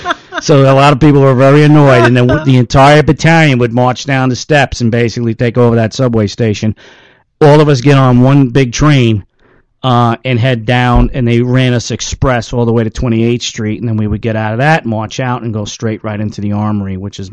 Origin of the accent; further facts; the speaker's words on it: New York, United States; I'm from New York, and New York is the number one dairy state in the United States.